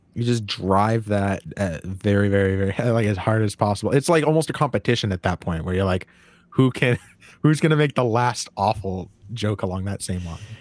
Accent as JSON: {"language": "English", "region": "Maine", "country": "United States", "said": "I'm from Maine"}